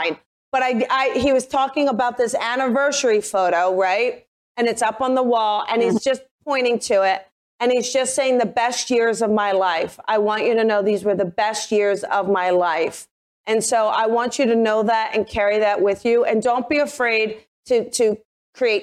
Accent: New Jersey, United States; I'm from New Jersey

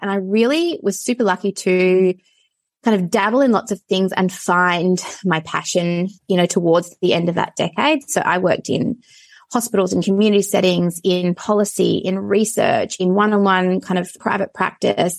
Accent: Perth, Western Australia, Australia; I grew up in Perth in suburbia

